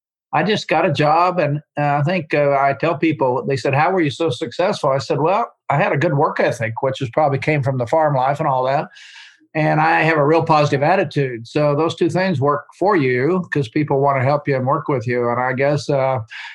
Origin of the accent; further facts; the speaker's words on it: Oklahoma, United States; moved away; also born or lived in France; I grew up in Oklahoma on a little farm, a little dairy farm.